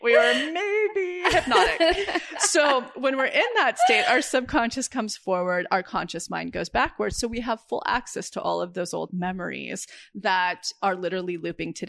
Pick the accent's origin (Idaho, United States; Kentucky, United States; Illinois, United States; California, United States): California, United States; right outside of Yosemite; moved away; I grew up right outside of Yosemite on a ranch with my cowboy 18-year-old dad